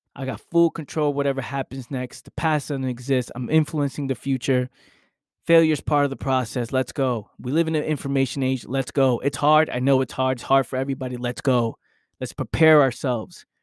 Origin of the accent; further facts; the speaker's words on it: New York City, New York, United States; now in South Jersey, United States; I grew up in New York. I now live in South Jersey